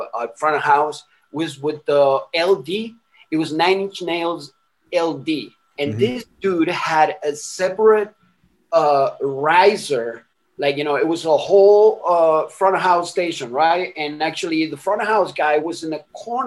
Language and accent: English; Miranda, Venezuela; moved away; also born or lived in Caracas, Venezuela; I was born in Caracas, you know, in the city in Venezuela